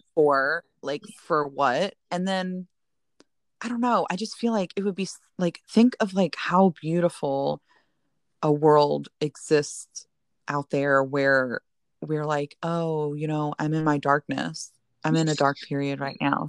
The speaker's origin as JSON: {"language": "English", "region": "northern Indiana", "country": "United States", "tie": "born or raised there", "moved": "yes", "said": "I grew up as a child in northern Indiana"}